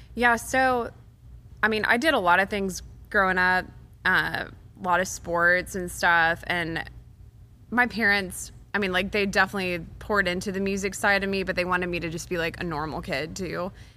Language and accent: English; Waco, Texas, United States; moved away as an adult; now in Nashville, United States; Baylor is in my hometown.